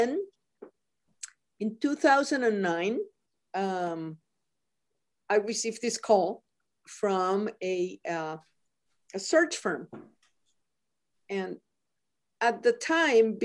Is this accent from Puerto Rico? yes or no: yes; Mayagüez, Puerto Rico; now in Montana, United States; I was born and raised in Puerto Rico.